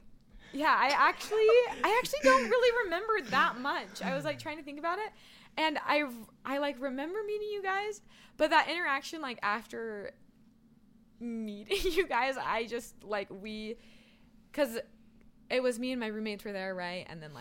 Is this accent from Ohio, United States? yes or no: no; Andover, Kansas, United States; moved away as an adult; also born or lived in Topeka, Kansas / Wichita, Kansas / Brazil; Yeah. I was born in Topeka, Kansas, and then we moved to Wichita when I was like three.